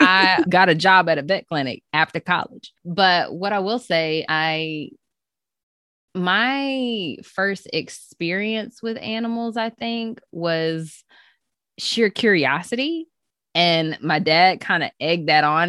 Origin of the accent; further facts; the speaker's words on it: Chapel Hill, North Carolina, United States; also born or lived in Gainesville, Florida; now in Goldsboro, United States; I am From Chapel Hill, North Carolina, home of the Tar Heels